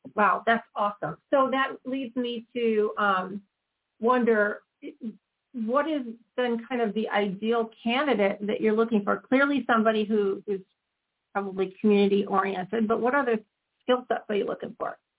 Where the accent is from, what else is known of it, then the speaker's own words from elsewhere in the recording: Chicago, Illinois, United States; we're both from Chicago